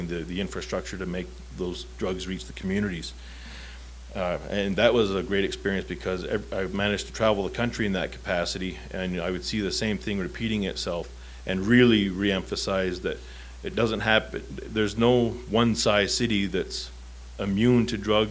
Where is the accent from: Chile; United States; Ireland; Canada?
Canada; Southern Ontario; Growing up in Southern Ontario, that close to New York State